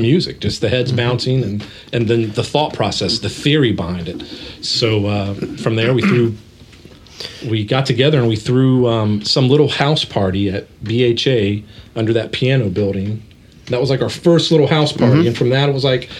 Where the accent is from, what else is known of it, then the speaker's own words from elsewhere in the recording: Dayton, Ohio, United States; we grew up in West Dayton and really got into hip hop and R&B, all that stuff